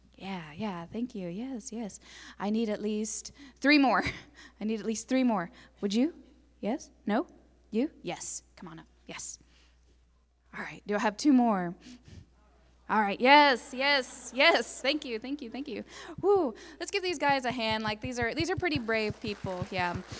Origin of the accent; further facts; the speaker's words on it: Tahlequah, Oklahoma, United States; I'm, I'm from Tahlequah. I grew up here